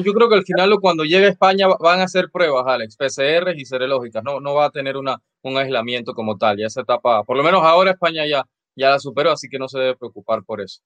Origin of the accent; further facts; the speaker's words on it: Panama; yo como panameño